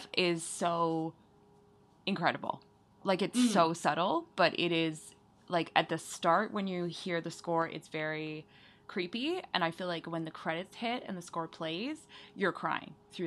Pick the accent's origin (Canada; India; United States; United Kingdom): Canada; now in Vancouver, Canada; as a Canadian teen